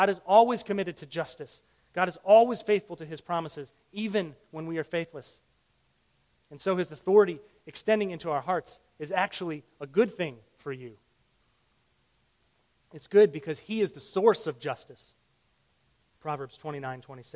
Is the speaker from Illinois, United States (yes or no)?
yes; Illinois, United States; I grew up in Illinois.